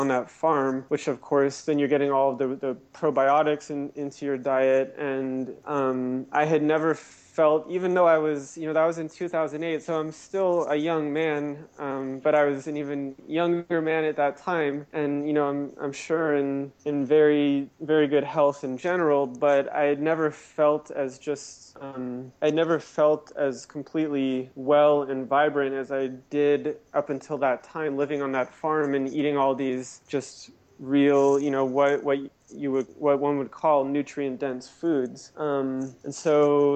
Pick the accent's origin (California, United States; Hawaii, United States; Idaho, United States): California, United States; Orange County; I grew up in Reform Judaism in Orange County, California